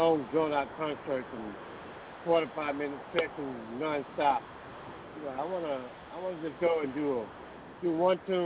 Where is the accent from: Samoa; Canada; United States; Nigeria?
United States; Clinton, Georgia; also born or lived in Macon, Georgia; now in Atlanta, United States; Clinton, Georgia. That's where I'm originally from, down south. And I came up from Macon